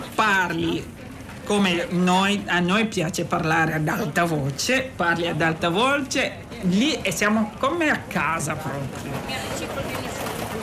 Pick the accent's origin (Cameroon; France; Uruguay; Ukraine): Cameroon; Centre; Italian is a second language; moved away as an adult; now in Imola, Italy; Vengo dal Camerun e sono in Italia da dieci anni.